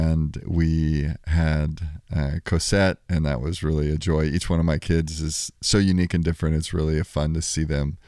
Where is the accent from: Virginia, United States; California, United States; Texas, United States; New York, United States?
Texas, United States; born there; Well, I was born in Texas. My mom and dad were married for, 45 years before my dad passed away, 5 or 6 years ago now. We moved around a lot. My dad was in the Air Force, lived in 18 houses in the first 18 years of my life